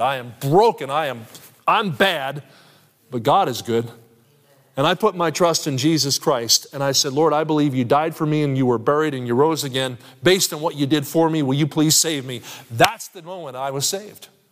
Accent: Kansas City, Missouri, United States; I'm from Kansas City

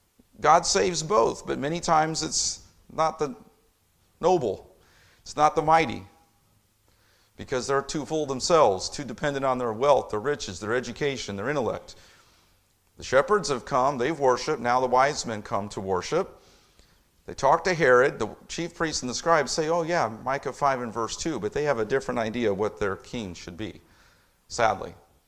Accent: Indianapolis, Indiana, United States; It was my first time in New York City. I'm from Indianapolis.

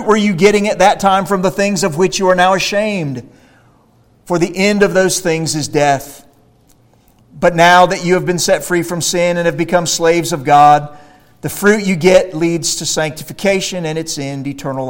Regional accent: Central Florida, United States; I grew up in Central Florida

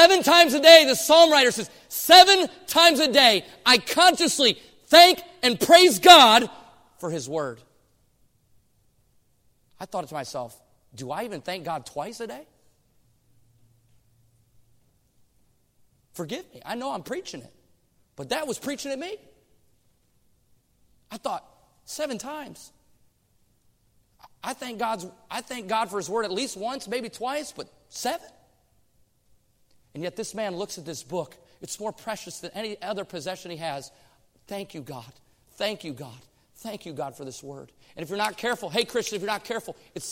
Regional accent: Michigan, United States; moved away as an adult; now in Oregon, United States; I came from Michigan

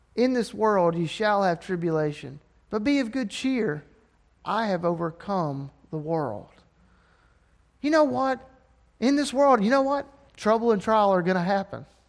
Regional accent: Alabama, United States; I'm from Alabama and uneducated

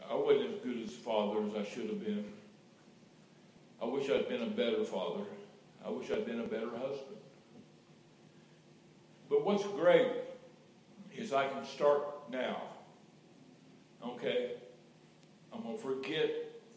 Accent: Indiana, United States; moved away; I'm from God's country, Indiana, Hoosier

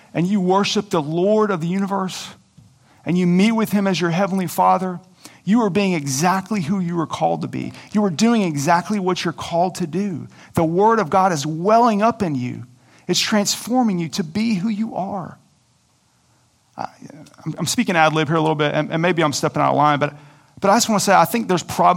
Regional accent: Coweta, Oklahoma, United States; I grew up in Coweta, Oklahoma on a farm

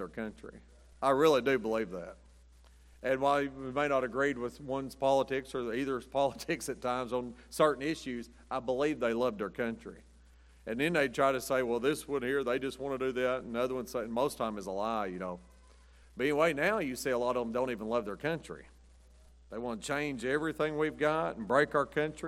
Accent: United States; I'm an American

